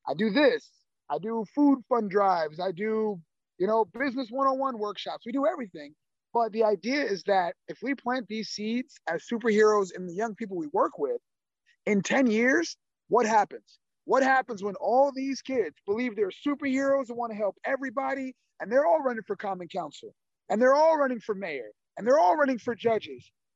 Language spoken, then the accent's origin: English; Albany, New York, United States; I'm born and raised in Albany.